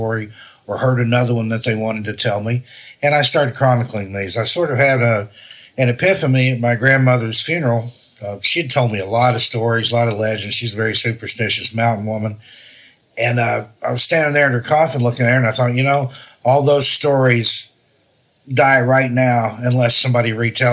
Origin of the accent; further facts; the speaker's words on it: Tennessee, United States; that's where I grew up